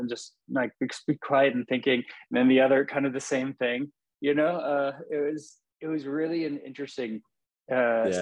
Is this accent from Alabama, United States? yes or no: no; California, United States; I'm from California in the United States